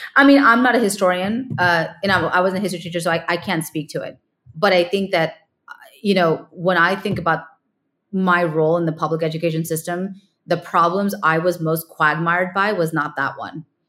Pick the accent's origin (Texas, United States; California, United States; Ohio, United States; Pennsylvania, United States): California, United States; moved away as an adult; also born or lived in New York / India; now in San Francisco, United States; I grew up in California, but move, moved out to the East Coast